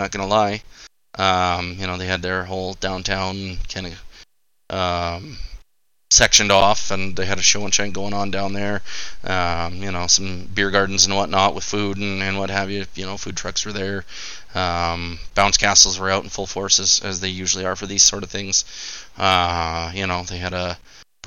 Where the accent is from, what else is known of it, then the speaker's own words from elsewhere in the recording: Nanton, Alberta, Canada; growing up in Nanton